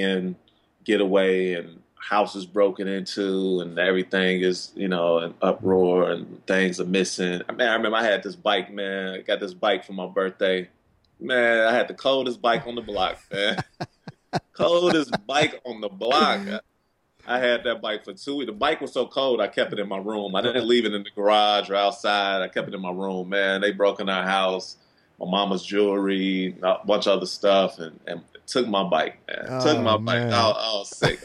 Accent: Chicago, Illinois, United States; I grew up in like you said, on the South Side of Chicago

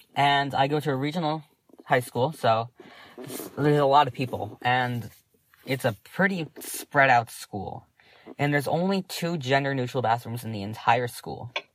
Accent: Massachusetts, United States; I'm 16 years old. I'm from Massachusetts

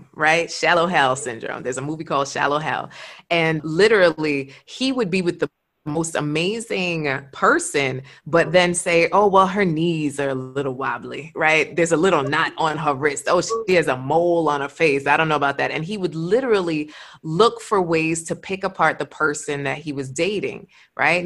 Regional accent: Jamaica; I'm Jamaican

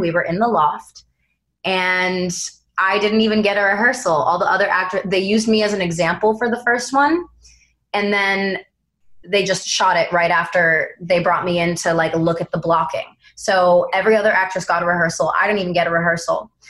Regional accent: East Coast, United States; moved away; we're both from the East Coast

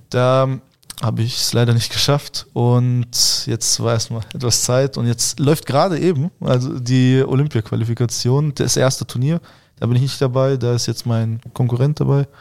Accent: Germany; also born or lived in Moscow, Russia; ich bin mit drei Jahren nach Deutschland gekommen, bin hier aufgewachsen und sehe Deutschland als mein Zuhause.

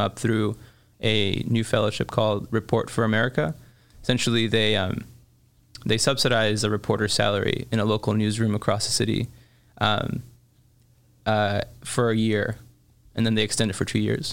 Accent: Chicago, Illinois, United States; also born or lived in Mexico; growing up in Chicago

